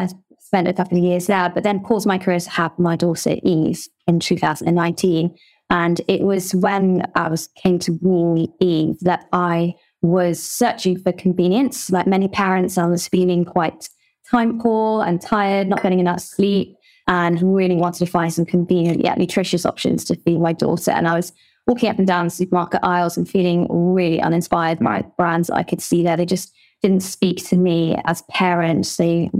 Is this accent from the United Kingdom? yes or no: yes; South West England, United Kingdom; So I grew up in Somerset. My family actually moved there when I was 9 years old and decided to start running a bed and breakfast, which was very much a family-run business.